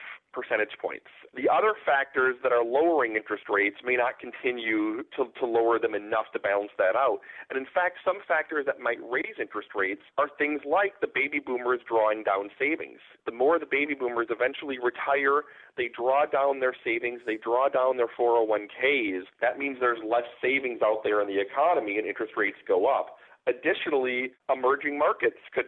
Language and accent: English; Wisconsin, United States; I'm from Wisconsin.